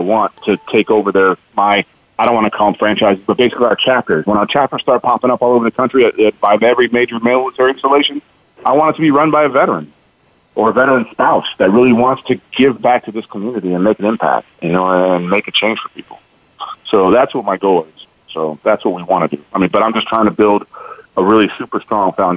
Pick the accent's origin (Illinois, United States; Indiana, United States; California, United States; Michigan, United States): Illinois, United States; Chicago; moved away as an adult; now in Fort Hood, United States; I'm from Chicago